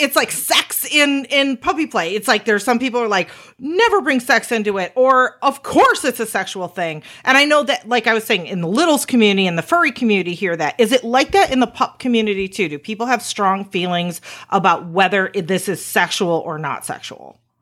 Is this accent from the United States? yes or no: yes; Chicago, Illinois, United States; we're from Chicago